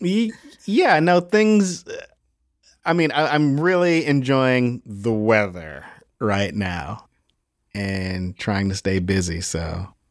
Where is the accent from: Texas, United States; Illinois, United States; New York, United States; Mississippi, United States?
Illinois, United States; Chicago; I'm from Chicago, Illinois.